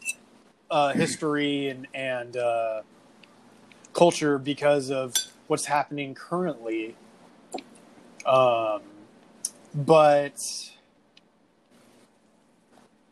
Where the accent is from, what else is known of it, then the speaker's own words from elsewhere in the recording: United States; I am Armenian American